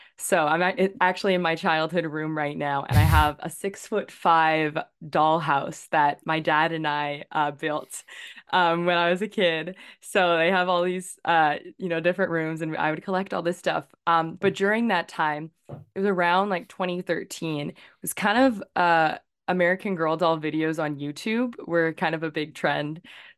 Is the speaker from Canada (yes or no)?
yes; Victoria, British Columbia, Canada; Yeah, so I was born and raised in Victoria, BC. So I'm a West Coast island person. I'm actually here visiting family right now.